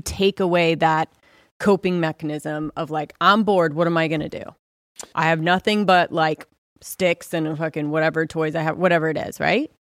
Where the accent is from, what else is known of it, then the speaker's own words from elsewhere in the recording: Southern California, United States; I grew up in Southern California